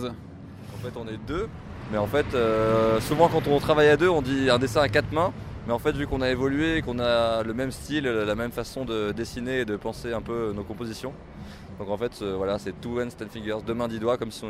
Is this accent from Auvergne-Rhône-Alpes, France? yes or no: yes; Lyon, Auvergne-Rhône-Alpes, France; À Lyon, on est lyonnais.